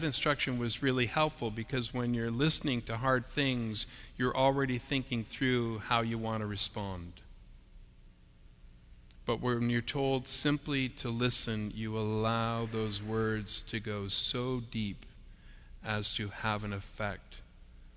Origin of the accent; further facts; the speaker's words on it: Canada; us as Canadian Christians